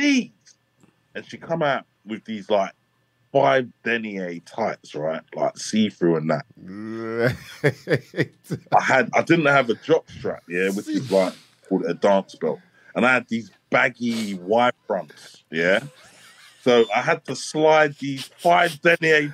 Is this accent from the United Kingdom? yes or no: yes; London, United Kingdom; also born or lived in Islington; originally, I'm from Bow, E3, East London, where a lot of the whole grime thing started coming from